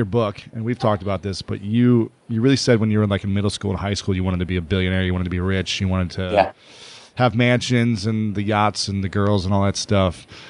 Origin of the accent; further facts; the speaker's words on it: Delaware, Ohio, United States; growing up in a small town of Delaware, Ohio, with like 30,000 people, you know, mostly white suburban area.